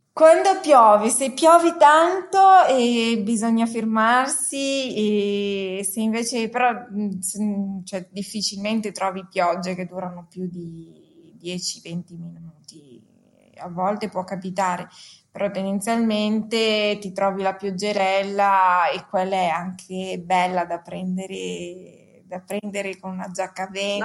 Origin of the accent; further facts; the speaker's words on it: Lombardy, Italy; io sono cresciuta in una io vengo sono originaria della Lombardia